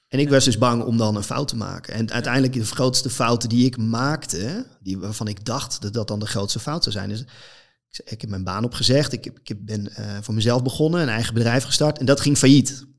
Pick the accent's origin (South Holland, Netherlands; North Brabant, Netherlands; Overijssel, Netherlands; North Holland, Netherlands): North Holland, Netherlands; ergens een groot veld in Noord-Holland waar ik vandaan kom